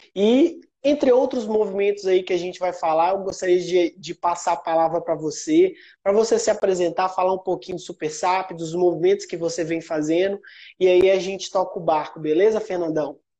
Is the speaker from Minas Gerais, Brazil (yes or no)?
yes; Sete Lagoas, Minas Gerais, Brazil; eu sou natural de Sete Lagoas, é uma cidade do interior de Minas